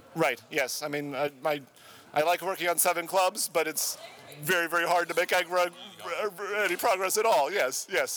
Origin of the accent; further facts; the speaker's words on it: Madison, Wisconsin, United States; Madison, Wisconsin